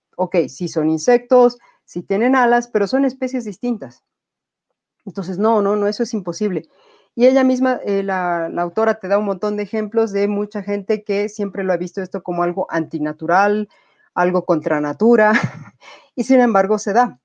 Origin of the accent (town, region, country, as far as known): Bolivia